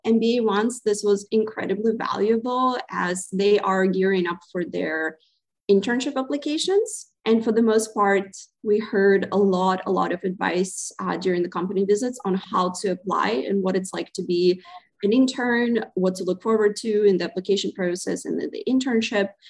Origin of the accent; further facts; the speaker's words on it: Zaporizhzhia, Zaporizhzhia Oblast, Ukraine; moved away as an adult; also born or lived in Providence, Rhode Island, United States / Boston, Massachusetts, United States; now in United States; originally, I come from Zaporizhia, Ukraine